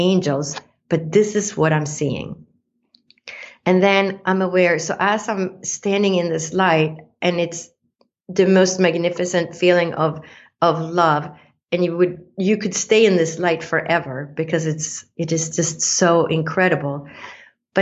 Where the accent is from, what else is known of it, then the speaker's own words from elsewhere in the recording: Sweden; moved away; I grew up in Sweden, in Scandinavia, that has, you know, outside Stockholm is 24,000 islands